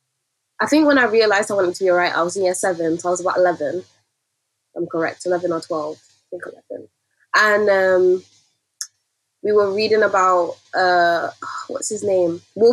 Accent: Nigeria; And I feel like as a Nigerian, storytelling is also really important to our culture and the way we navigate the world.

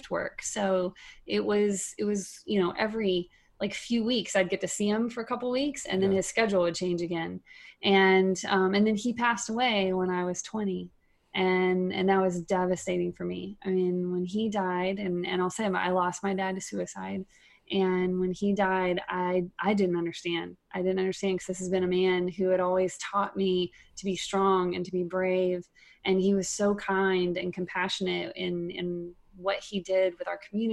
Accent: East Texas, United States; now in Minnesota, United States; I grew up in East Texas and I was one of six kids

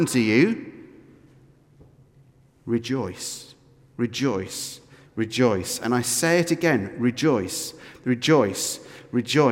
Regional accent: Scotland, United Kingdom; we give off as Scottish Christians.

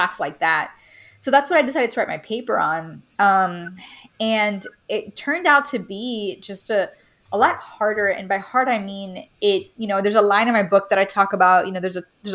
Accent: Miami, Florida, United States; moved away; growing up in Miami, it's a very Caribbean climate

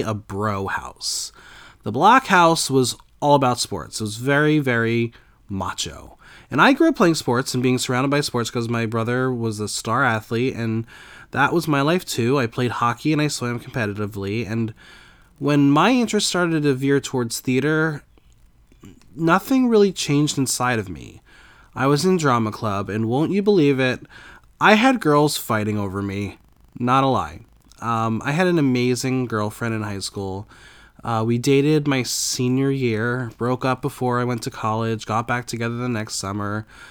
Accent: New Jersey, United States; I grew up in New Jersey with a pretty perfect life

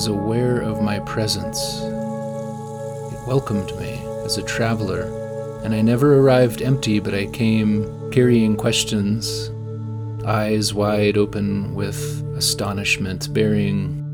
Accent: Shoreline, Washington, United States; As a child, I grew up in Shoreline, a small community just north of Seattle

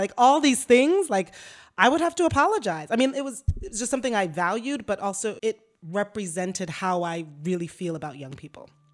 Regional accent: White Plains, New York, United States; growing up in White Plains, New York, Westchester County, an affluent community right north of New York City

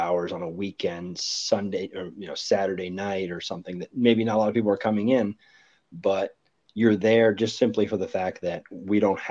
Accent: Ohio, United States; I'm from Ohio.

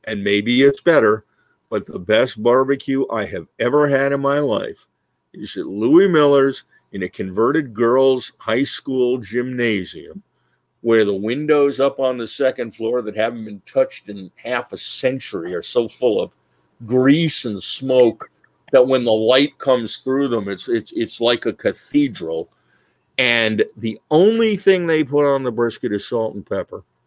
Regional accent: New Jersey, United States; we come from Jersey

